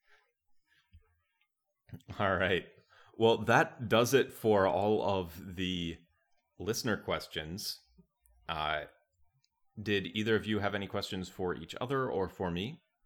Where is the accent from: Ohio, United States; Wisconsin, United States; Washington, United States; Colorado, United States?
Wisconsin, United States; I grew up in Wisconsin